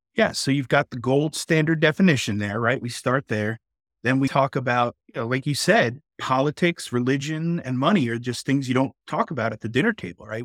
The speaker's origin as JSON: {"language": "English", "region": "New York", "country": "United States", "tie": "born or raised there", "moved": "yes", "lives_now": "Texas, United States", "said": "I grew up in New York, so we definitely leaned blue for sure, but nowadays I live in Texas"}